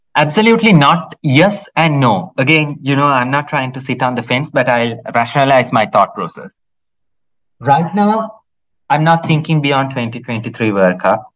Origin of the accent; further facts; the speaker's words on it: Sri Lanka; any Sri Lankan